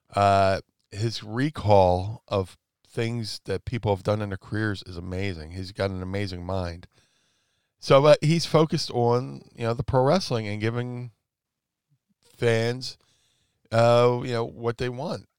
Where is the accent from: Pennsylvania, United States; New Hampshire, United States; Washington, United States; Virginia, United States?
Pennsylvania, United States; Philadelphia; my hometown